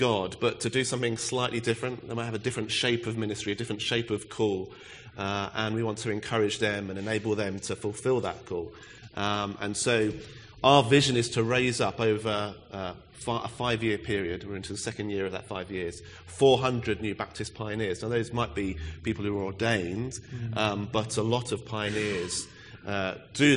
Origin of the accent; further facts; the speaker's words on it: Reading, South East England, United Kingdom; now in Bury St Edmunds, United Kingdom; I'm also from Reading originally